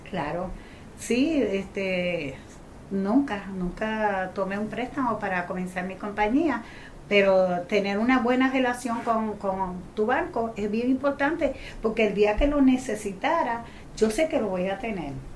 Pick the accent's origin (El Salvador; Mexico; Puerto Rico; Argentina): Puerto Rico; Gurabo; yo vengo de un campo de Gurabo, una jibarita que apenas podía hablar, que era muy jibara